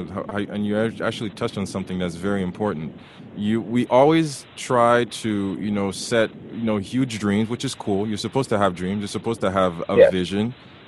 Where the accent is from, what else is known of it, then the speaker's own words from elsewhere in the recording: Haiti; now in Canada; I had a couple of friends because I came from Haiti.